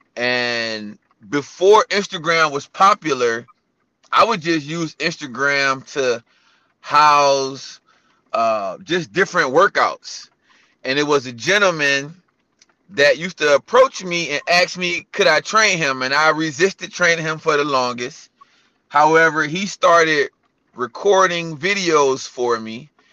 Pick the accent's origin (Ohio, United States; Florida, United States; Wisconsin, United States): Ohio, United States; Cleveland; also born or lived in California; now in Charlotte, United States; I'm born and raised in Cleveland